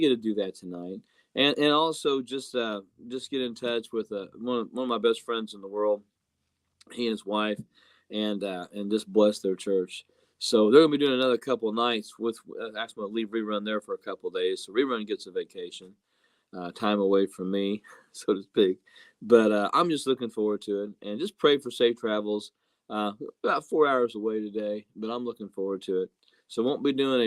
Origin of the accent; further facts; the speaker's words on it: Jasonville, Indiana, United States; moved away; I was a youth and children's pastor in Jasonville, Indiana for 10 years in my hometown, home state, and loved it.